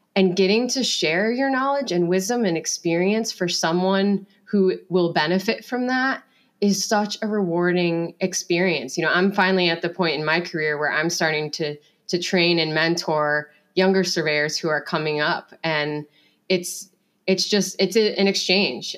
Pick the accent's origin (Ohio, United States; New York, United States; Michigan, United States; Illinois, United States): New York, United States; Finger Lakes region of upstate; I grew up with Cassie in the Finger Lakes region of upstate New York